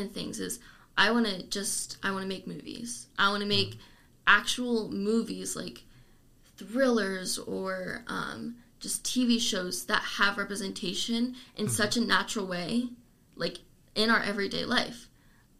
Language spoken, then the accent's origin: English; Lancaster, United States; moved away; my hometown, there's the Lancaster Coalition